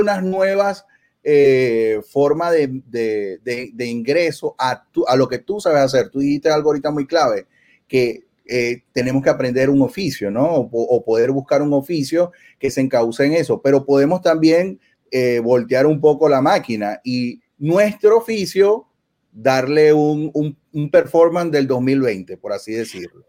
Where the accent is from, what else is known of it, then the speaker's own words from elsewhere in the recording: Venezuela; moved away as an adult; somos inmigrantes en Venezuela, somos venezolanos y allá teníamos otra vida